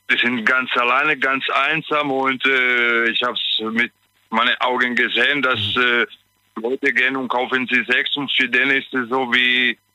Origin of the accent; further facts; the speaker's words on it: Italy; German is a second language; ich bin Italiener, weißt